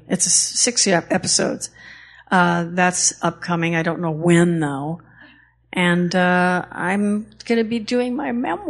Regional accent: Los Angeles, California, United States; I'm a native of Los Angeles. I love my hometown

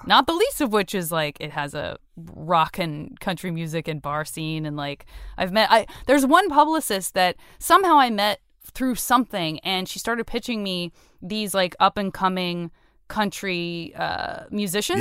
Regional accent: Tucson, Arizona, United States; moved away; I'm from Tucson, Arizona

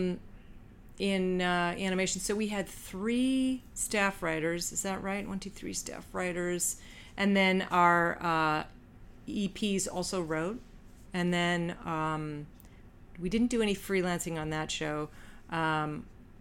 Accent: Canada; moved away; I'm Canadian, but I don't speak French

